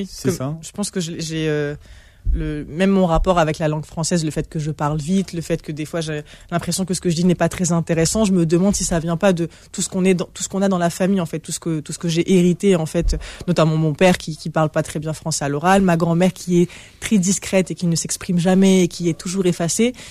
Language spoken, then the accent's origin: French; Toulouse, Occitania, France; accent: Southern French; moi, je, moi je suis toulousain.